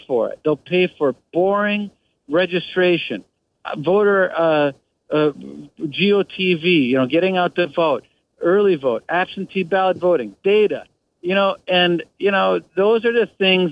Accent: Wisconsin, United States; I grew up in Wisconsin.

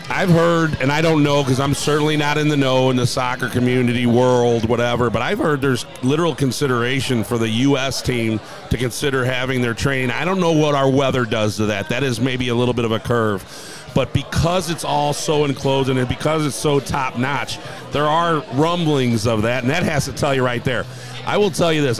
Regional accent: St. Louis, Missouri, United States; I'm a St. Louis boy, born and raised, and I'm proud to own a bar right in the heart of this city

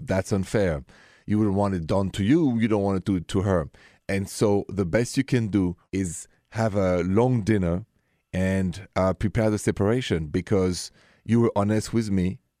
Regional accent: Paris, Île-de-France, France; moved away; I'm from France, I'm from Paris

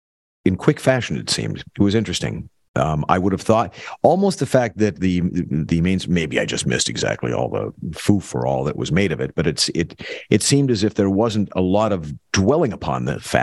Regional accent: United States; Because I'm an American.

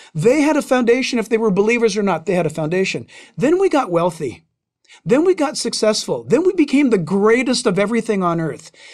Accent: Southern California, United States; growing up in Southern California

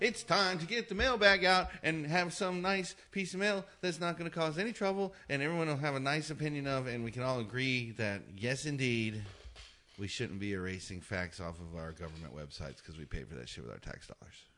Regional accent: Hawaii, United States; I was born in Hawaii

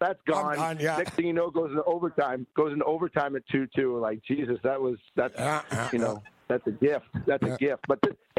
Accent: Boston, Massachusetts, United States; I grew up a Boston Bruins fan. I grew up here in Boston.

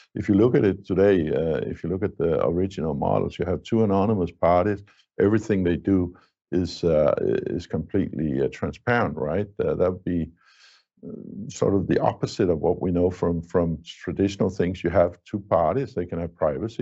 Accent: Denmark; in my home country, Denmark

